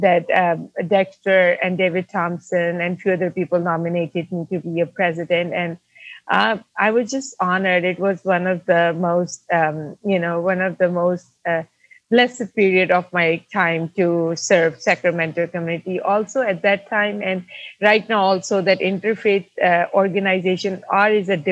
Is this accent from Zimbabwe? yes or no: no; Pakistan; moved away as an adult; now in United States; I come from Pakistan, born and raised in Pakistan.